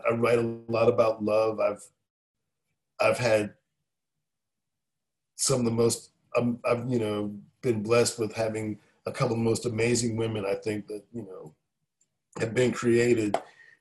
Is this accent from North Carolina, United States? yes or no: yes; Raleigh, North Carolina, United States; born or raised there; moved away as an adult; also born or lived in Philadelphia, Pennsylvania / San Francisco; now in Nashville, United States